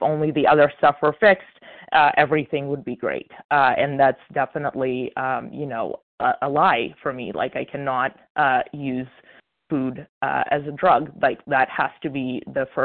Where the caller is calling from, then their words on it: Illinois, United States; This is uh … a recovered compulsive overeater from Illinois.